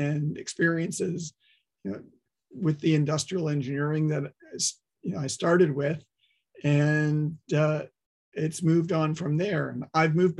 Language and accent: English; Toronto, Ontario, Canada; moved away as an adult; also born or lived in Waterloo, Canada / upstate New York, United States; now in Vancouver, Canada; I grew up in Toronto, did my engineering studies at Waterloo